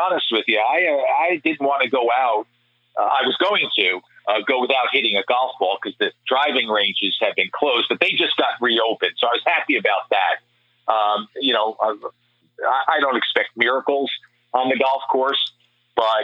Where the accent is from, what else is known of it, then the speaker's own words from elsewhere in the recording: New York City, New York, United States; now in New Jersey, United States; my old neighborhood that I grew up in Inwood